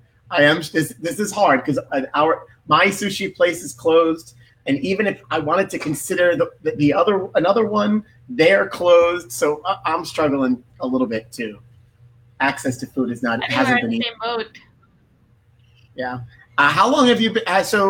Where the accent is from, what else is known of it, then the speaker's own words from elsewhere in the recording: New York, United States; we're from New York.